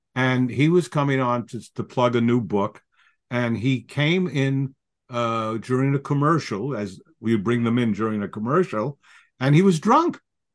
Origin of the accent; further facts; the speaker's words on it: New York City, New York, United States; I was a kid from the Bronx.